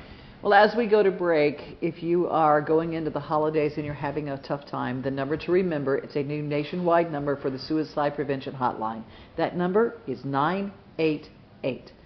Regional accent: Louisiana, United States; moved away; my home state of Louisiana

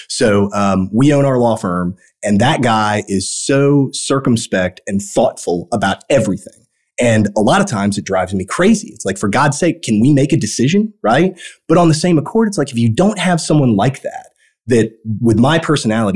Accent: Evansville, Indiana, United States; I grew up in Evansville, Indiana

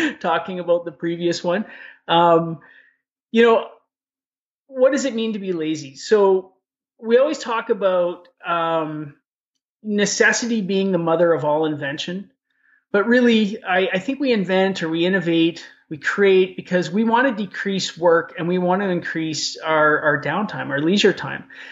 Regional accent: Edmonton, Alberta, Canada; I grew up in Edmonton. I know the city like the back of my hand

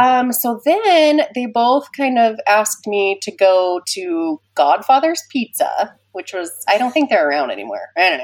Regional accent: Kaysville, Utah, United States; also born or lived in Ogden, Utah; I was raised in Kaysville, and I lived in the same house my whole life until I got married

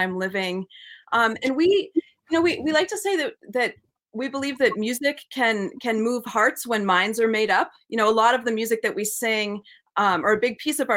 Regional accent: New England, United States; we grew up with English and American folk traditions growing up in New England

